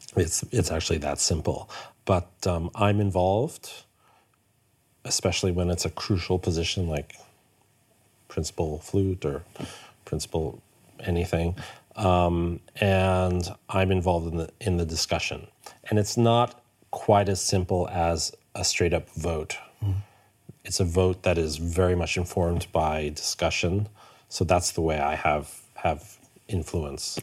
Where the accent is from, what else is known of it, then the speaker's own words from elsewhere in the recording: New York, United States; moved away as an adult; also born or lived in Hamburg, Germany; now in Stockholm, Sweden; I grew up in New York.